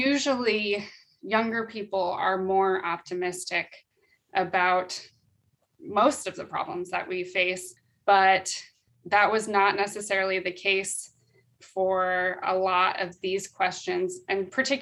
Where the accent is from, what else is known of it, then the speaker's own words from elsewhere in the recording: Oregon, United States; growing up in Oregon